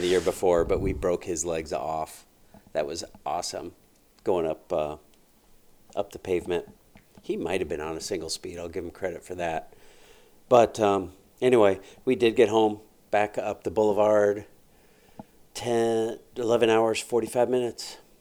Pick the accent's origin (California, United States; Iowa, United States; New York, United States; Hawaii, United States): Iowa, United States; we're from Iowa